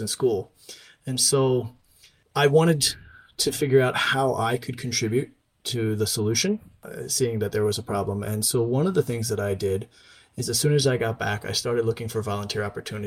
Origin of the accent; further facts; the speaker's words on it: Eastern Shore of Maryland, United States; moved away as an adult; also born or lived in Korea / Turkey; I was born and raised on the Eastern Shore of Maryland